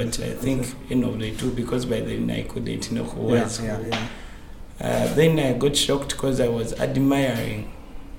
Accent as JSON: {"language": "English", "country": "Uganda"}